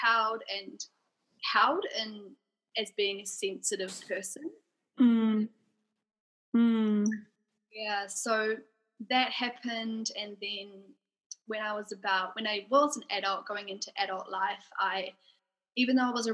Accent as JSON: {"language": "English", "region": "Auckland", "country": "New Zealand", "tie": "born or raised there", "said": "I grew up in Auckland. Yep. So I've been living in New Zealand my whole life"}